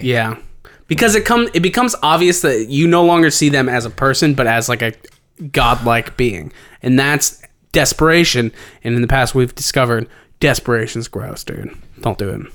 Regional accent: Cincinnati, Ohio, United States; we're from Cincinnati

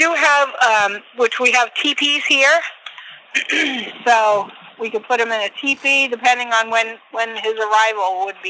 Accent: Massachusetts, United States; moved away as an adult; now in Lake Wales, United States; I'm from Massachusetts and just moved down here like 2 years ago

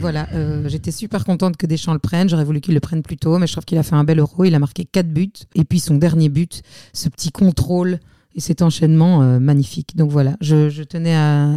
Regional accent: Belgium; je suis belge

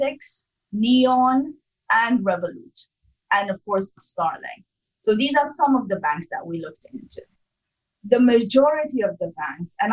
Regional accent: Sudan; also born or lived in Africa; now in United Kingdom; I'm originally from Sudan

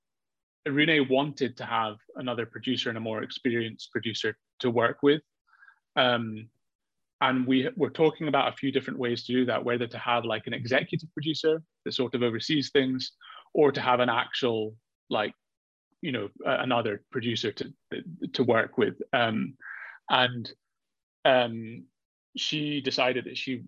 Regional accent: Edinburgh, Scotland, United Kingdom; I'm from Edinburgh

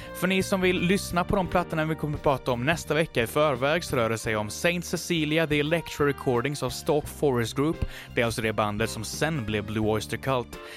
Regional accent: Mariestad, Västra Götaland, Sweden; jag kommer då alltså från Västergötland, Mariestad

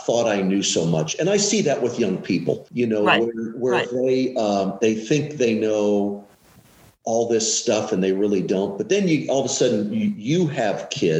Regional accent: Collinsville, Illinois, United States; I'm from Collinsville, Illinois, which is a small town east of St. Louis, about 20 minutes or so. So I come from this town. When I was a kid, there's probably 13, 14,000 people

